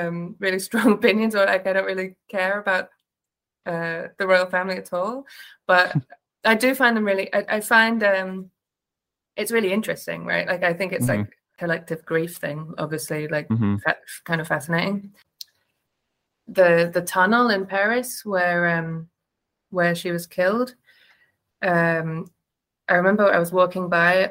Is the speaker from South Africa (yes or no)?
no; England, United Kingdom; moved away; I grew up in England